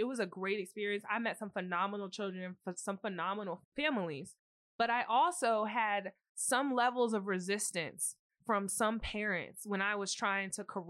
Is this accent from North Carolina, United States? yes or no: yes; North Carolina, United States; Like even growing up in North Carolina, there were, you know, situations where people were teaching children of people that they taught.